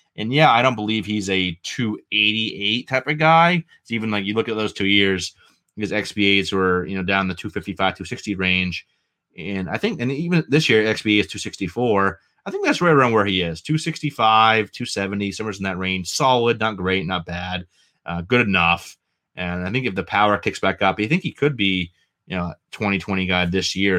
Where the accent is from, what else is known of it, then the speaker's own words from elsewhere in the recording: New England, United States; accent: New England; my New England accent